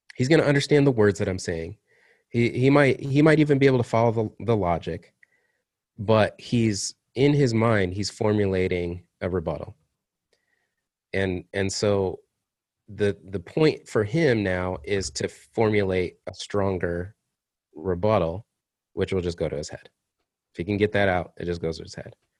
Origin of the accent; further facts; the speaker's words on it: Kalamazoo, Michigan, United States; moved away; I was up in in my hometown of Kalamazoo